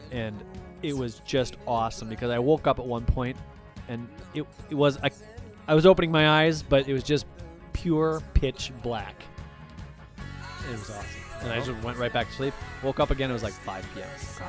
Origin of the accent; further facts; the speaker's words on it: New Jersey, United States; From New Jersey.